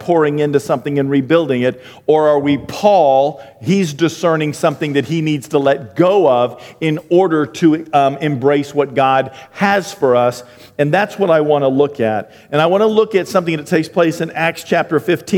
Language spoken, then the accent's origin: English; Maine, United States; moved away; I'm from Maine